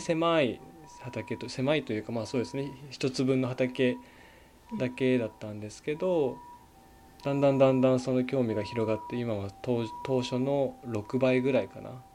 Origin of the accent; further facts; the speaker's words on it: Niigata, Japan; moved away as an adult; also born or lived in Tokyo / Chiba; now in Komatsu, Japan; まあ、生まれは新潟県なんですけど、そうですね、えっとまあ、東京新潟で18まで、えっと、育って